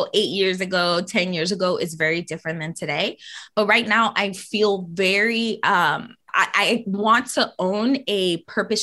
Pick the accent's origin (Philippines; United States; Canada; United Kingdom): United States; New York City, New York; I grew up in the Bronx